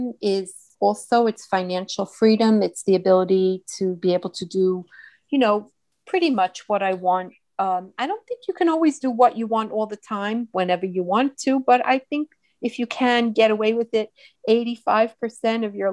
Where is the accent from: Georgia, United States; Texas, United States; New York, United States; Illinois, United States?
New York, United States; upstate; I'm from New York, upstate New York